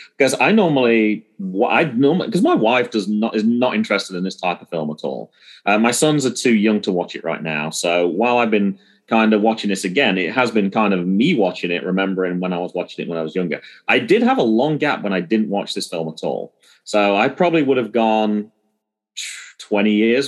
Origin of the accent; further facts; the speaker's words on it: England, United Kingdom; I'm from England